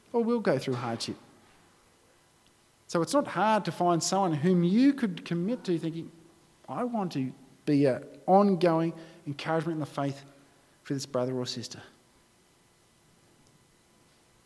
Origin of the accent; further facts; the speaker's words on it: Australia; being an Australian